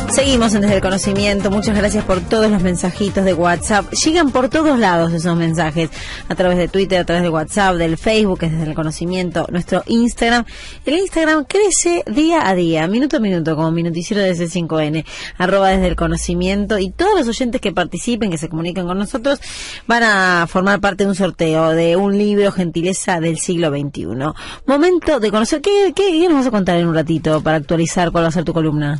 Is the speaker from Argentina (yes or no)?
yes; Argentina; Somos los argentinos